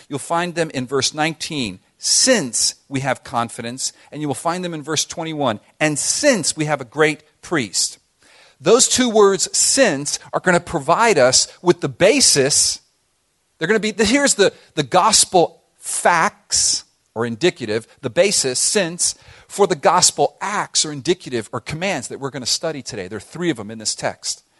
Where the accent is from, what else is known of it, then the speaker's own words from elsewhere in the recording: Miami, Florida, United States; growing up in Miami